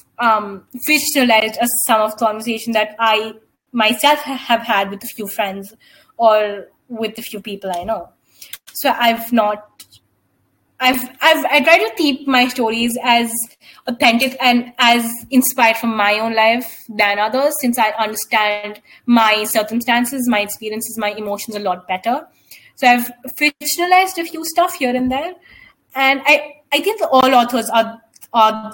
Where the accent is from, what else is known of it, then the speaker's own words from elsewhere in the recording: India; we as Indian people